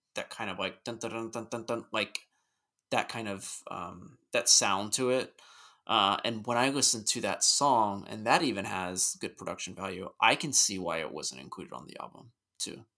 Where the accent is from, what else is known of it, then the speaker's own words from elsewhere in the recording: United States; also born or lived in Richmond; I'm an American